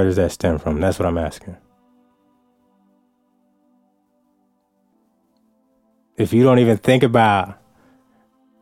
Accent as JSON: {"language": "English", "region": "New Jersey", "country": "United States", "tie": "born or raised there", "moved": "yes", "said": "when I was growing up in New Jersey"}